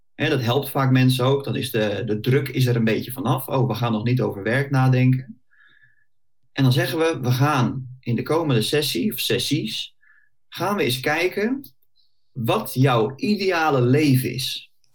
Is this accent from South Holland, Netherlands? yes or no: yes; Bollenstreek, South Holland, Netherlands; also born or lived in The Hague; ik eh, kom uit de Bollestreek, geboren en getogen. Klein uitstapje gemaakt naar Den Haag en inmiddels weer eh, terug waar ik vandaan kom